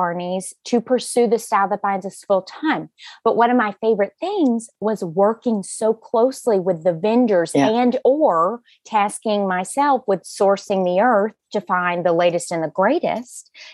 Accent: Alabama, United States; moved away as an adult; also born or lived in Virginia; I'm from Alabama

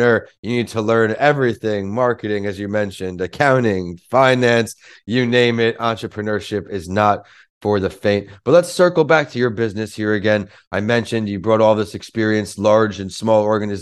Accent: New York, United States; born or raised there

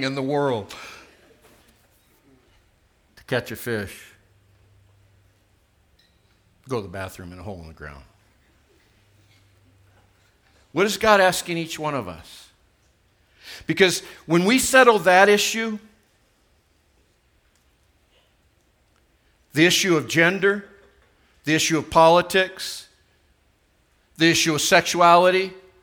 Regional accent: United States; why was I born in the United States? It's not my fault that I'm an American

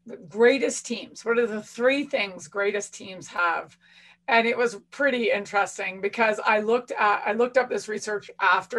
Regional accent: Canada; being Canadian

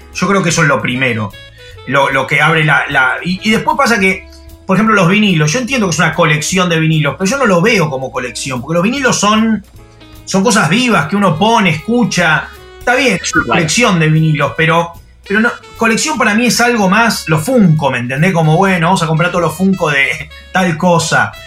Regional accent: Argentina; soy argentino

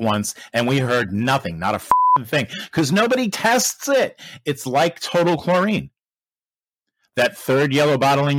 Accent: United States; I'm American.

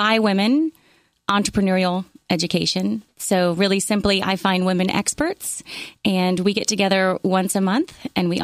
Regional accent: Ponte Vedra Beach, Florida, United States; now in Charleston, United States; I was born in Ponte Vedra Beach, Florida

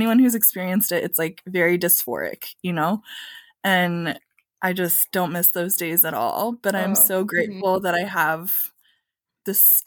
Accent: rural Michigan, United States; also born or lived in Texas; now in St. Louis, United States; some of the blue collar workers of my hometown in rural Michigan

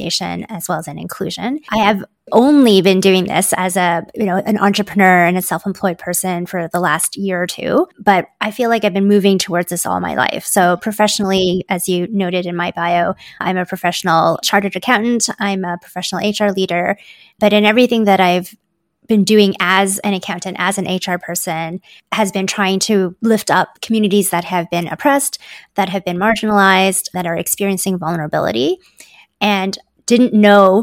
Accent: Ontario, Canada; also born or lived in Hong Kong; My parents and I moved here when I was just a baby. So I feel like I grew up in Canada

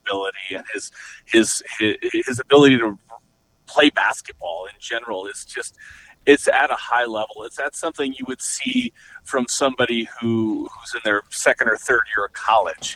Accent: Montana, United States; now in Arizona, United States; when I grew up, I'm from Montana originally

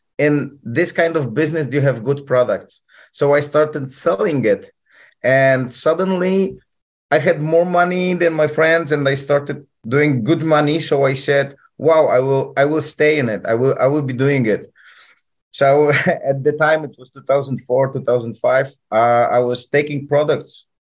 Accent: Poland; English is a second language; also born or lived in Peru; now in Turkey; I come from Poland. I'm a Polish guy

